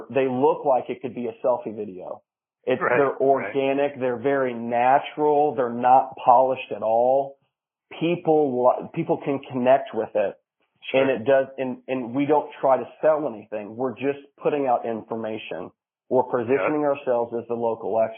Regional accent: Marion, United States; born or raised there

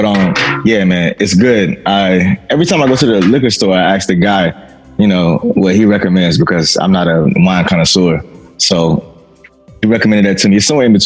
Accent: Fayetteville, North Carolina, United States; now in Brooklyn, United States; I'm from Fayetteville, North Carolina. I currently reside in Brooklyn, New York.

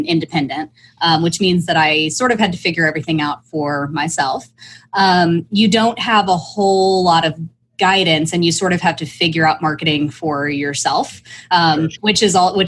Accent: Oklahoma, United States; also born or lived in Northeast (Villanova); now in Austin, United States; I was born in Oklahoma

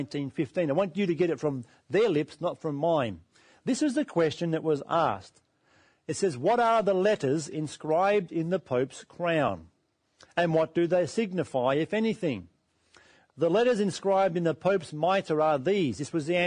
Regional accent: Australia; We live in Australia

